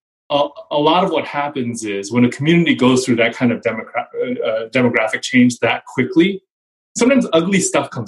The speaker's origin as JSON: {"language": "English", "area": "San Francisco Bay Area", "region": "California", "country": "United States", "tie": "born or raised there", "said": "growing up in the San Francisco Bay Area."}